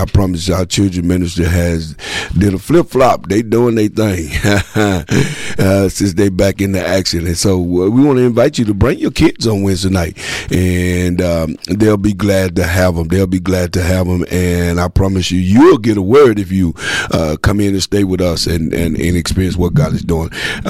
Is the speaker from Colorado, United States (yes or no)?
no; Texas, United States; But man, I'm from Texas, and I be listening.